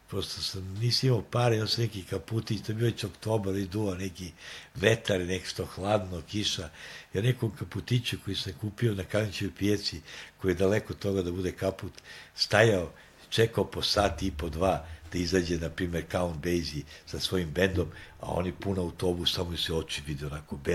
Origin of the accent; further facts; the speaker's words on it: Belgrade, Serbia; mi smo iz Beograda